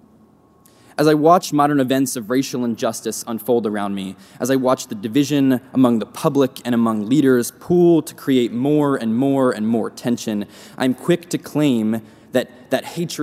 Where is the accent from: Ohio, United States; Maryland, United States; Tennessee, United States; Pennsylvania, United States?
Pennsylvania, United States; I'm from Pennsylvania, so this resonates with me all the more as a Northerner